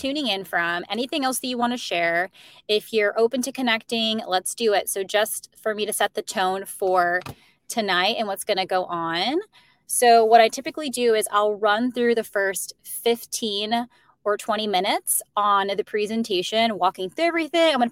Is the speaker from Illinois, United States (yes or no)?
yes; Chicago, Illinois, United States; moved away as an adult; also born or lived in Arizona; now in New York, United States; they both met in Chicago, which is why I'm originally from Chicago.